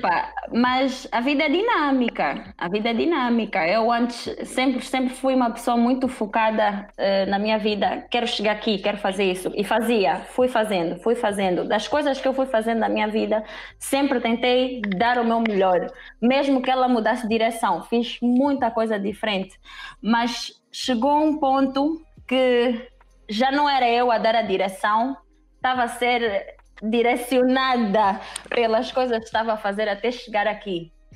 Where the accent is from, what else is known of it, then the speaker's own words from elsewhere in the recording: Angola; moved away as an adult; also born or lived in Lisbon, Portugal / Netherlands; vivi a maior parte do meu tempo em Angola e só, só saí da Angola mesmo para estudar